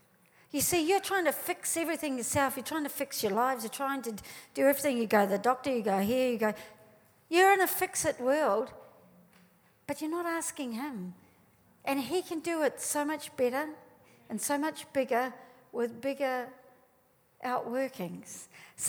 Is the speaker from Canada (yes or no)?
no; New Zealand; now in Australia; I came to Australia from New Zealand and we are different. We might speak the same English, but we are different.